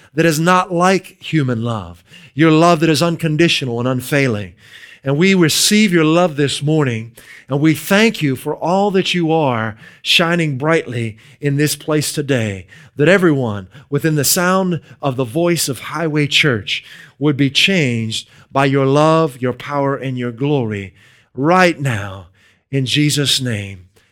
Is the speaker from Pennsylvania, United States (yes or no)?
yes; near Pittsburgh, Western Pennsylvania, United States; moved away as an adult; now in New England, United States; We're originally from Western Pennsylvania. near the Pittsburgh area.